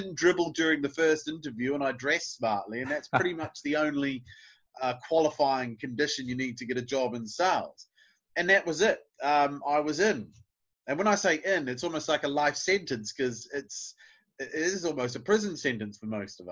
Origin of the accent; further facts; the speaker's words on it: Nelson, New Zealand; moved away as an adult; now in Bournemouth, United Kingdom; I'm from New Zealand. I grew up in a town called Nelson, which is a coastal town like Bournemouth, where I am now.